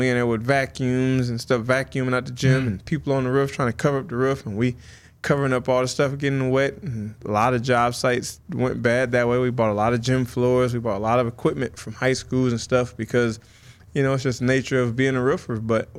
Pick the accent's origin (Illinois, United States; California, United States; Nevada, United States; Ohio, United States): Illinois, United States; Rockton; also born or lived in Rockford; Rockton. I was born in Rockford, but Rockton is like 5-10 minutes outside of it. It's a smaller town.